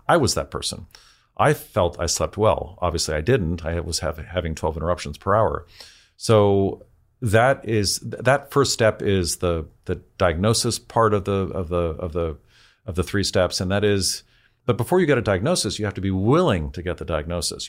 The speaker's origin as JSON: {"language": "English", "town": "San Francisco", "region": "California", "country": "United States", "tie": "born or raised there", "said": "I grew up in San Francisco."}